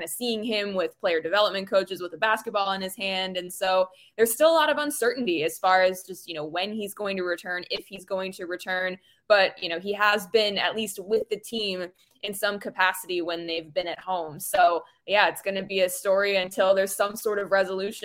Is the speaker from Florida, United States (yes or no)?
no; Phoenix, Arizona, United States; moved away as an adult; also born or lived in Denver / Portland / Oklahoma / Beaumont, Texas; now in Philadelphia, United States; I grew up in Phoenix and actually was living and working there for about 3 years prior to moving to Philly